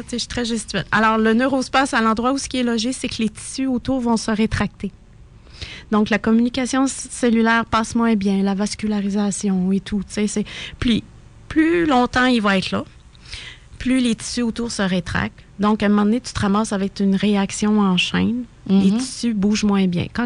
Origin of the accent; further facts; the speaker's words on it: Sainte-Marie, Quebec, Canada; je suis native de Sainte-Marie-en-Beauce